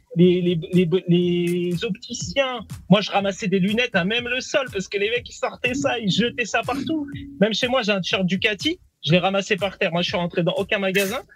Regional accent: France; ma culture elle est 100% française

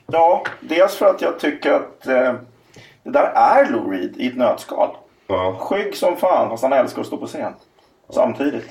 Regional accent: Huddinge, Stockholm County, Sweden; also born or lived in Kärrtorp, Stockholm; Ja, Huddinge.

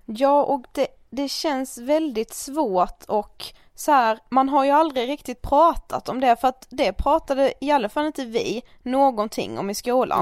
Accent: Karlshamn, Blekinge, Sweden; moved away; vi har varit hemma i Karlshamn i helgen

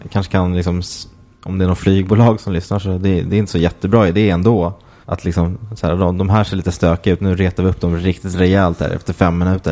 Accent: Åkersberga, Stockholm County, Sweden; jag är från Åkersberga och där ha, hade vi en faktiskt i Åkersberga centrum som hette Rokoko.

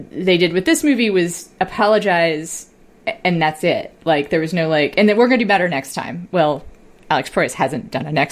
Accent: Puerto Rico; born there; Uh, okay. I was born in Puerto Rico

